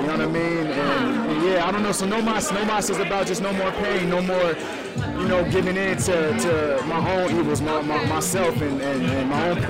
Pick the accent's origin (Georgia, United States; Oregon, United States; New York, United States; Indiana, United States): Georgia, United States; Atlanta; now in Seattle, United States; I mean, Seattle definitely is giving me a lot just for as a landscape goes, but I grew up in Atlanta. I miss Atlanta.